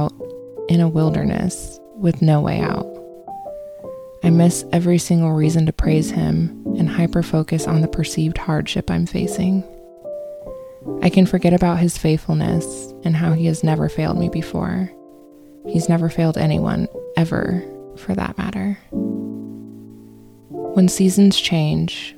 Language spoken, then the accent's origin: English; Phoenix, Arizona, United States; Growing up in Phoenix, I didn't get the quintessential experience of all four seasons